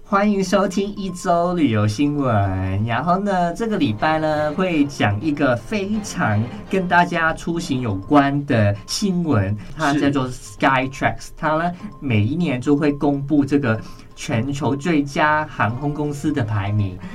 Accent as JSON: {"language": "Chinese", "country": "Hong Kong", "moved": "yes", "said": "我是香港人啊"}